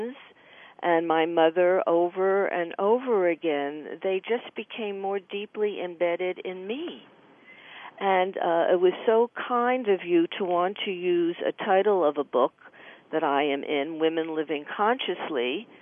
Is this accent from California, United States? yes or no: no; New Jersey, United States; I grew up here in New Jersey also.